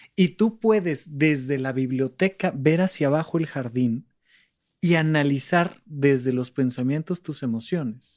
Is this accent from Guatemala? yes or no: no; Almoloya de Juárez, State of Mexico, Mexico; moved away as an adult; also born or lived in Toluca; now in Mexico City, Mexico; crecí en Alboleoya de Juárez, un pequeño lugar del Estado de México